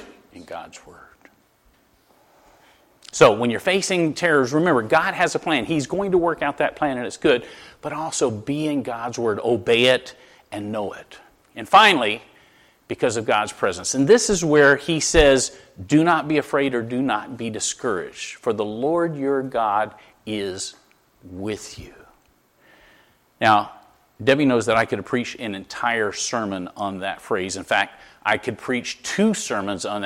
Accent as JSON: {"language": "English", "region": "Florida", "country": "United States", "moved": "yes", "lives_now": "Connecticut, United States", "said": "I'm from Florida."}